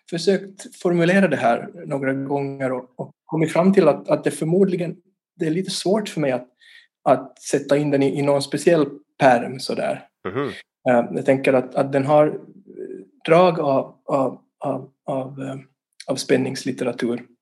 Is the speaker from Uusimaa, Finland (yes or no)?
no; Vaasa, Ostrobothnia, Finland; also born or lived in Turku; now in Helsinki, Finland; jag är ju ursprungligen från, från Vasa, född och uppvuxen där. Och sen har jag bott på olika ställen. Jag har bott i, Åbo till exempel där jag studerar filosofi. Och nu bor jag i Helsingfors